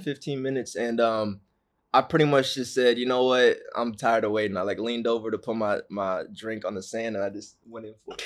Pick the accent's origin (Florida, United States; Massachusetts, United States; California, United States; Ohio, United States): California, United States; Orange County; I'm from Orange County, California